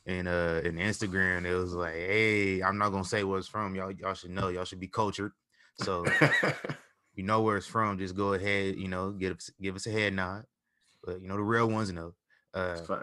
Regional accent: Midwest, United States; I'm from the Midwest

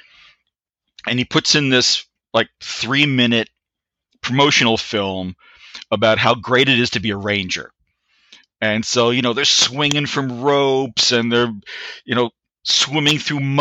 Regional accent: Newark, New Jersey, United States; also born or lived in Kearny, New Jersey; I grew up in Newark, New Jersey, originally in a neighborhood called the Ironbound.

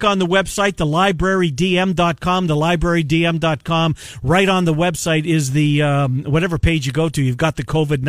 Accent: Canada; now in Iowa, United States; I'm a Canadian

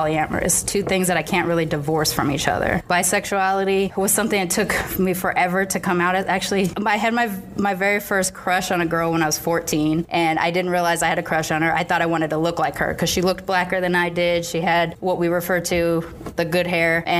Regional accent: Long Beach, California, United States; I lived in Long Beach on the border of Compton

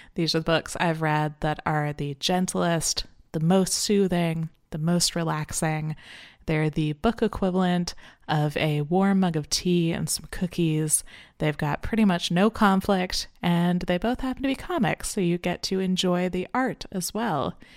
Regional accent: Canada; I'm Canadian

